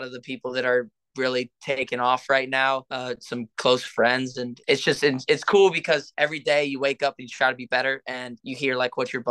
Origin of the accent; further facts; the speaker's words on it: Arizona, United States; I grew up in Arizona